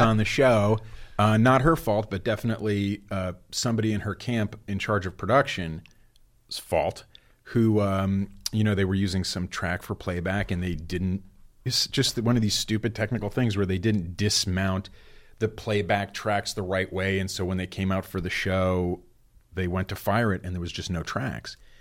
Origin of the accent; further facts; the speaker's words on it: New Jersey, United States; moved away; I grew up in New Jersey